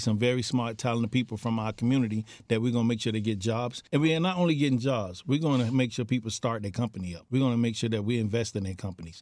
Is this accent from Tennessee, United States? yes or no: no; Miami Gardens, Florida, United States; I'm born and raised in Carroll City, not Miami Gardens, Carroll City